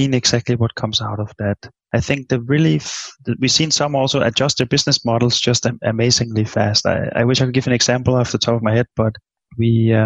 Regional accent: Denmark; moved away; I'm from Denmark

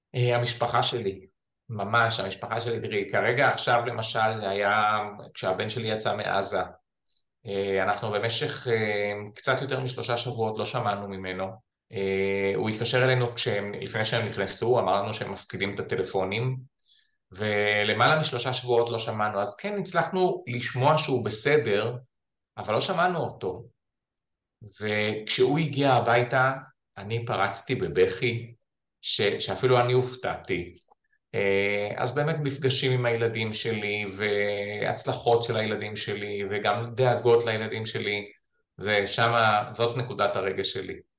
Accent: Ramat Magshimim, Northern District, Israel; אני גדלתי ביישוב אה, שנקרא רמת מגשימים, שנמצא בגולן

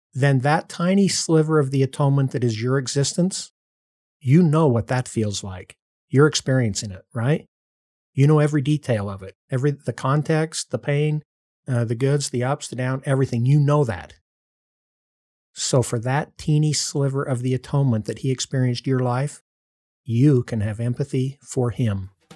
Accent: Morgan, Utah, United States; also born or lived in California / New Jersey; they moved back to Morgan, Utah, w, rural Utah, uh, where they'd both been born and raised, and that's where I pretty much grew up

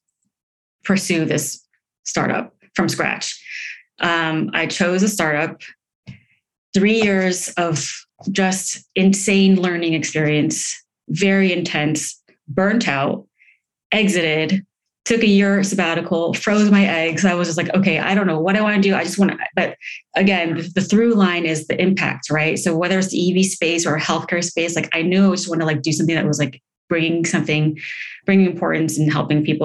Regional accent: Palo Alto, California, United States; moved away as an adult; also born or lived in Los Angeles; I'm from Palo Alto. I'm from Silicon Valley, bred there, if you will

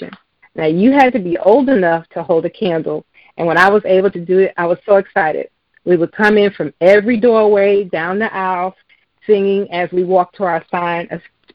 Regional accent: New York City, New York, United States; growing up in New York City

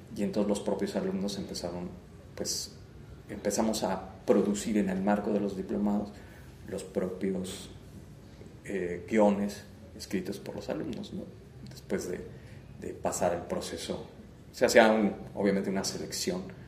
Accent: Querétaro, Mexico; also born or lived in Mexico City; pues nací aquí en Querétaro, o sea, soy eh, nacido aquí en, Querétaro. Em, pues viví buena parte de, mi infancia, prácticamente toda mi infancia y mi adolescencia acá

